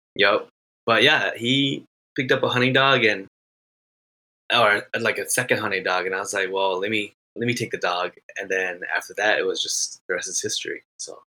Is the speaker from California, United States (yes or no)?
no; Minnesota, United States; I am from Minnesota.